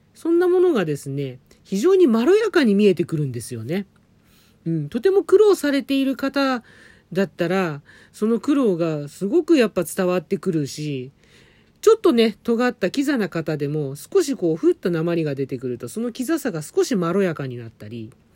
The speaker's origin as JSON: {"language": "Japanese", "region": "Tokyo", "country": "Japan", "tie": "born or raised there", "said": "東京生まれ東京育ち"}